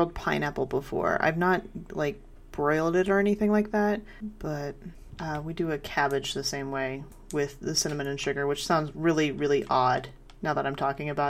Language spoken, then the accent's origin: English; Kansas, United States; growing up in Kansas